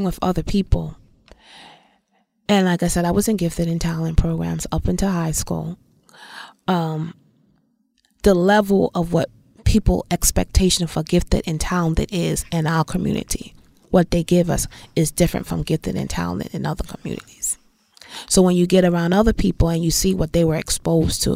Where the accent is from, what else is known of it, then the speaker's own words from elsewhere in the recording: New York City, New York, United States; where I grew up in Bed-Stuy, when we first moved over there, the neighborhood was diverse.